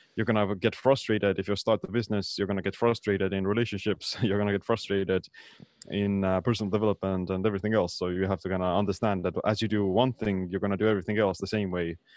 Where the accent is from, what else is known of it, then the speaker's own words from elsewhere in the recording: Estonia; I'm from Estonia.